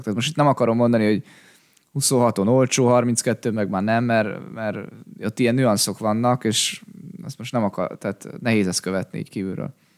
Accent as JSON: {"language": "Hungarian", "country": "Hungary"}